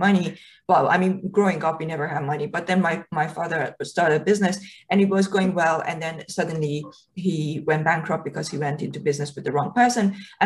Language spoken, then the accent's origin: English; Iran; moved away; when I was a kid growing up in Iran